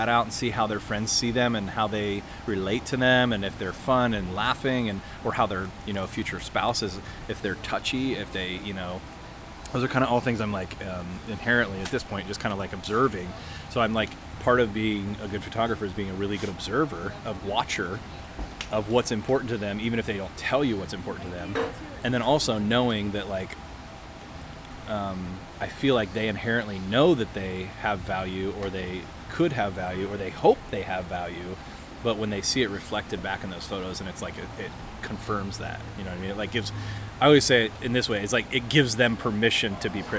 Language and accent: English; Ohio, United States; also born or lived in Missouri; I went to school in Missouri and I was from Ohio.